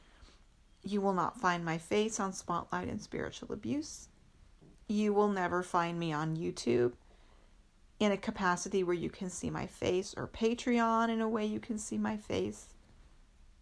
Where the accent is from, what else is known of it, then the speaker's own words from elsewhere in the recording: United States; being an American